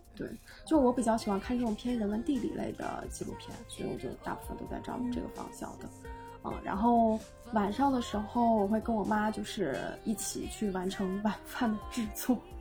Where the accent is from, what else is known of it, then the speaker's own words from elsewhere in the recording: Changde, Hunan, China; also born or lived in Shanghai; 我老家在湖南常德